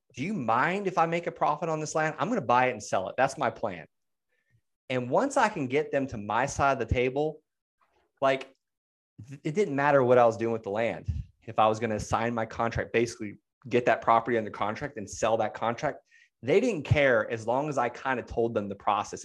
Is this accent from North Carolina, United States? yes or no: no; Okeechobee, Florida, United States; moved away; I'm from Okeechobee